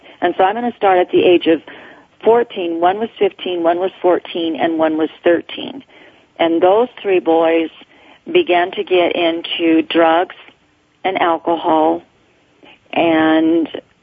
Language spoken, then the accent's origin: English; Mormon colonies in Mexico, Chihuahua, Mexico; moved away; I grew up in the Mormon colonies in Mexico